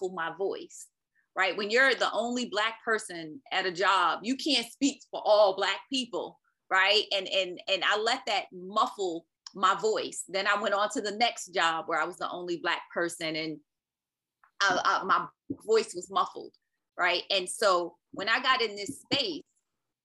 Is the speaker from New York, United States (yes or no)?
yes; New York City, New York, United States; moved away; also born or lived in North Carolina; I'm originally from Brooklyn, New York.